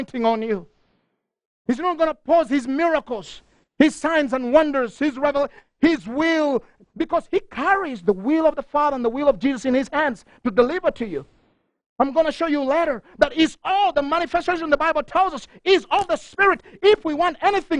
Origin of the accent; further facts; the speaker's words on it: Uganda; moved away; I'm from Uganda